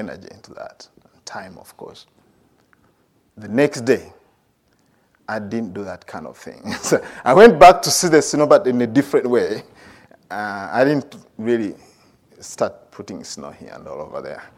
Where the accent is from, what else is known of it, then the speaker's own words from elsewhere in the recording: Uganda; moved away as an adult; also born or lived in India; I grew up in Uganda